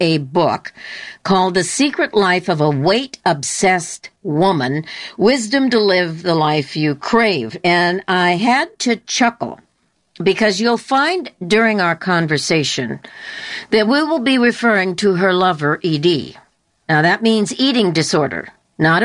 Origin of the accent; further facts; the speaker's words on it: Southern California, United States; I was born and raised in Southern California